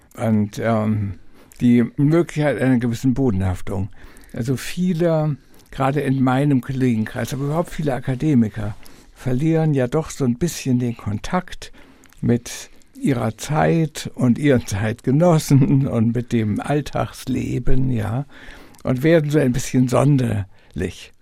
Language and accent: German; Lübeck, Schleswig-Holstein, Germany; born or raised there